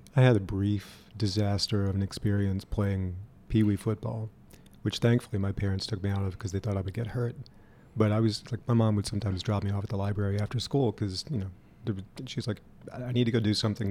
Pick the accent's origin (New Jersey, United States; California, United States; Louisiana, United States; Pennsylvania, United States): Louisiana, United States; now in Louisville, United States; where I grew up, um, which is a small town in Louisiana, about an hour north of New Orleans